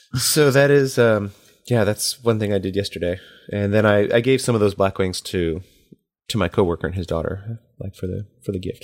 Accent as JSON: {"language": "English", "country": "United States", "said": "as an American and as somebody who grew up in the, like, eighties and nineties"}